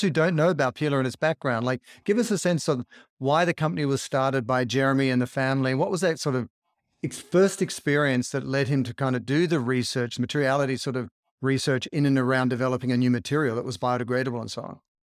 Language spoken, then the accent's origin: English; Australia; as an Australian who grew up in the water